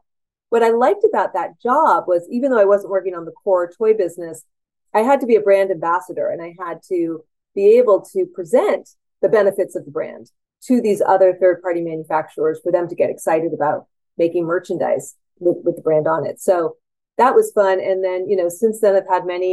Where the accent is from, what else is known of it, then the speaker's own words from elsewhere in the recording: San Francisco, California, United States; I'm a San Franciscan and I'm a Californian